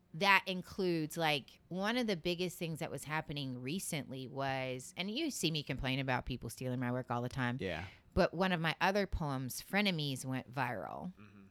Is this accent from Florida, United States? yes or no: yes; Seminole County, Florida, United States; also born or lived in Midwest; I grew up in Seminole County